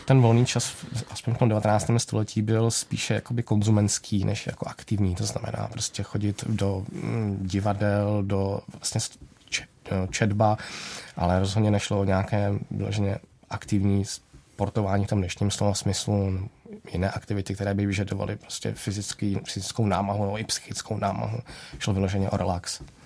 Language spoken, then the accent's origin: Czech; Czechia; my jako Češi